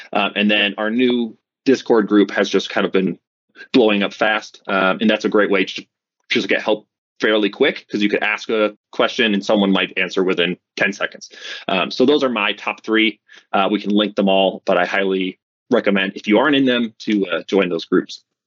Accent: Vermont, United States; now in Colorado, United States; I grew up in Vermont, which is in the mm-hmm. northeast of the U.S.

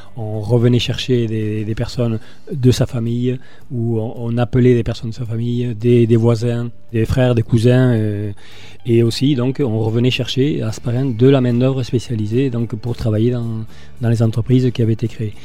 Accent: Hasparren, Nouvelle-Aquitaine, France; moved away as an adult; je suis asparin mais j'habite ailleurs

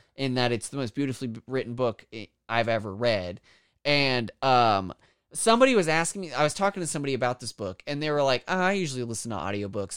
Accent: Kansas, United States; I'm from Kansas

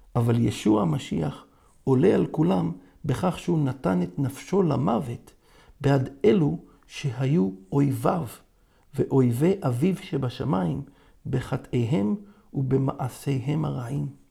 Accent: Israel; אני יהודי, ישראלי, דובר עברית

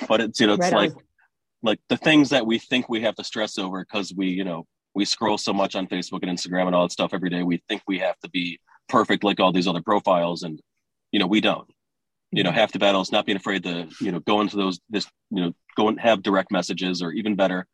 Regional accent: Detroit, Michigan, United States; also born or lived in California; I'm from Detroit, and every time I leave, it's like I've always come back

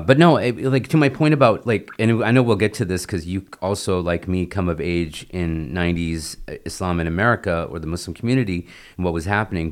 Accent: United States; also born or lived in India; born and raised in the United States

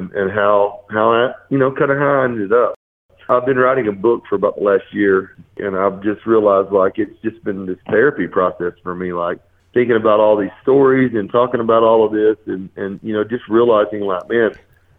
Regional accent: the South, United States; I grew up in the South

